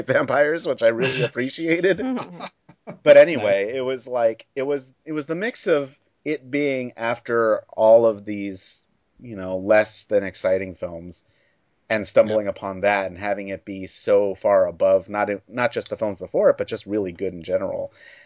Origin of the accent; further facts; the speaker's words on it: Baltimore, Maryland, United States; I'm from Baltimore, Maryland.